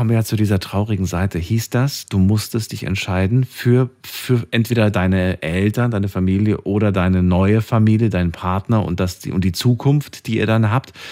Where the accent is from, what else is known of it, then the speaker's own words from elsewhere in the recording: Mannheim, Baden-Württemberg, Germany; Aus Mannheim.